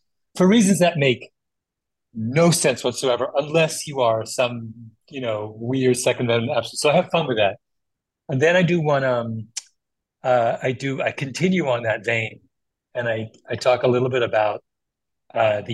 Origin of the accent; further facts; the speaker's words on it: Canada; also born or lived in Jamaica; I'm a Canadian, Jamaican